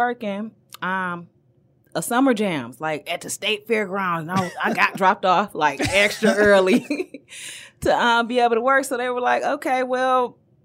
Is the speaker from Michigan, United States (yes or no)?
yes; Detroit, Michigan, United States; I'm from the East Side. So dropped me off on like 7 Mile of Hoover, where I'm from